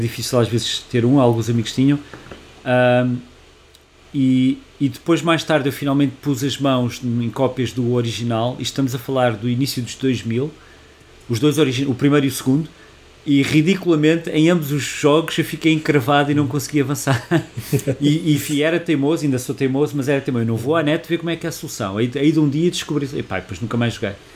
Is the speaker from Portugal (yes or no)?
yes; Portugal; nós somos portugueses